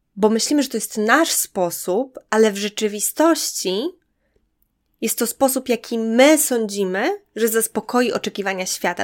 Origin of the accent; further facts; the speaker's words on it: Podlaskie Voivodeship, Poland; moved away; to skąd pochodzę, to w moim przypadku to jest mała podlaska miejscowość